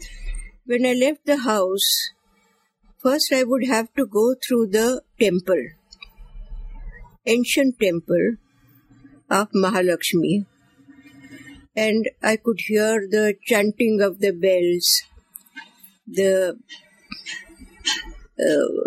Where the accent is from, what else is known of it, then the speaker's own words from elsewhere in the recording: Kolhapur, Maharashtra, India; first language Marathi; English is a second language; also born or lived in Bombay; now in Mumbai, India; I was born in Kolhapur, a princely state in Maharashtra